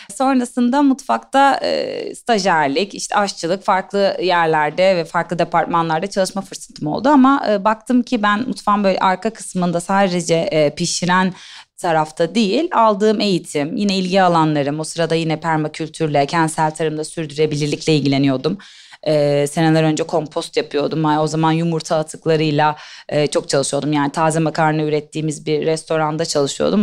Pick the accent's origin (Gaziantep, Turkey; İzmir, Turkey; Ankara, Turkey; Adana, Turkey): İzmir, Turkey; moved away as an adult; also born or lived in Istanbul; Ben İzmirliyim. İstanbul'a e, siyaset bilimi ve uluslararası ilişkiler okumak için geldim